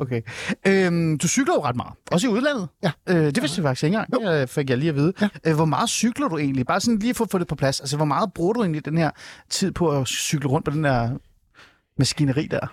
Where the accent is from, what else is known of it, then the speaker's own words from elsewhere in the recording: Denmark; vi som danskere er meget stolte af at være en cykelnation